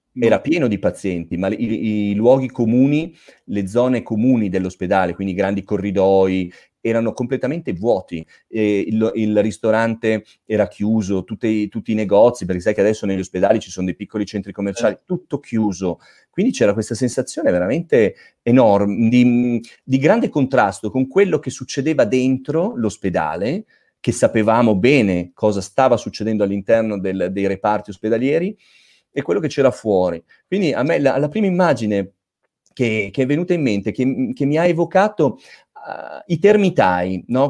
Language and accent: Italian; Milan, Lombardy, Italy; also born or lived in Province of Asti, Piedmont; Io ho origini piemontesi, eh, dell'Astigiano per l'esattezza, quindi un po' non proprio dove, de, delle tue zone, però sono di Milano, io vivo e lavoro a Milano